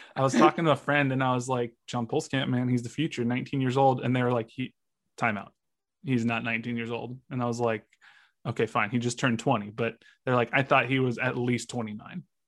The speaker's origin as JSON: {"language": "English", "country": "United States", "said": "I'm an American"}